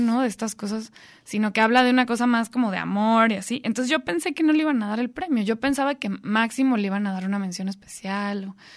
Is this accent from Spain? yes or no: no; Guadalajara, Jalisco, Mexico; yo crecí en Guadalajara